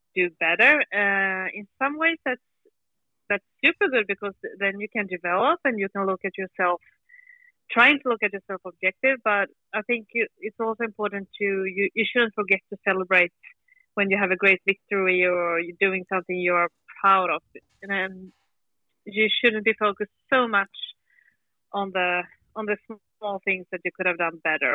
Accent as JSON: {"language": "English", "town": "Gothenburg", "region": "Västra Götaland", "country": "Sweden", "tie": "born or raised there", "said": "I grew up and studied in Gothenburg"}